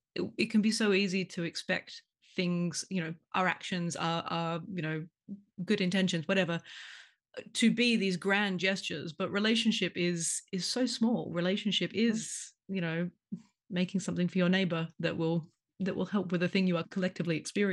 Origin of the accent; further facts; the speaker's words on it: Australia; now in London, United Kingdom; I'm Australian.